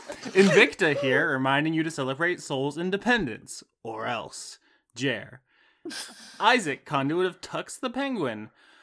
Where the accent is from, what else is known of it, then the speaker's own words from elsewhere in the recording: United States; We're American.